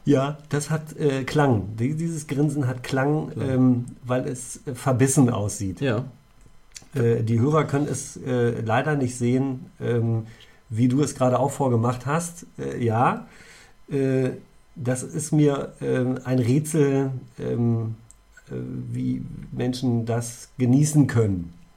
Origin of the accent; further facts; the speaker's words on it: near Göttingen, Lower Saxony, Germany; moved away; in meiner Heimat, in der Nähe von Göttingen äh, Vorharz